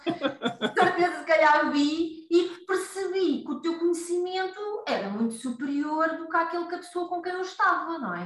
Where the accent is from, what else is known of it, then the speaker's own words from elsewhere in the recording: Costa da Caparica, Setúbal, Portugal; now in Seixal, Portugal; embora a minha terra seja ali mais para o lado da costa da Caparica